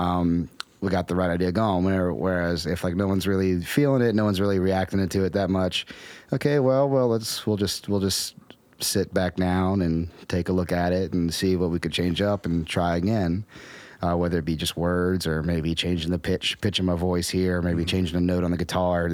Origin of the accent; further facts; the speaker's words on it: Romney, West Virginia, United States; moved away; also born or lived in Morgantown, West Virginia; when I was growing up in Appalachia, like growing up in Romney